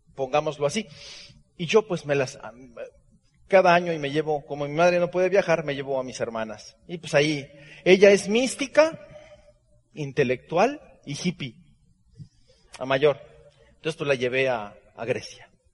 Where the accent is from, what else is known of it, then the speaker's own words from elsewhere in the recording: Hermosillo, Sonora, Mexico; Yo nací en la calle Heriberto Aja y Veracruz, en el centro de Hermosillo, Sonora